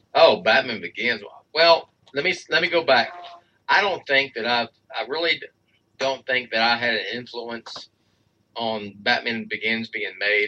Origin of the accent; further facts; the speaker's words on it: Texas, United States; I am from Texas